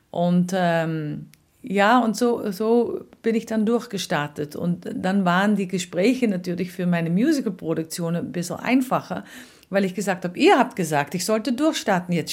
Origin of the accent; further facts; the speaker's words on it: Netherlands; now in Austria; Und dann kam ich natürlich mit meinen Erfahrungen als Holländerin.